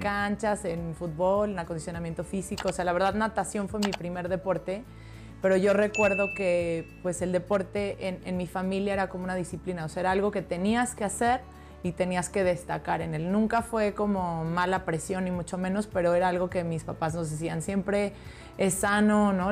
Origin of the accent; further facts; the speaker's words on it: Hidalgo, Mexico; yo soy de Hidalgo